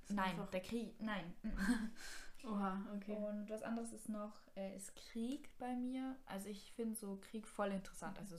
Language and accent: German; Kuchl, Salzburg, Austria; Und ich war ja. mal, ähm, bei uns in Kuchel gibt es so einen Club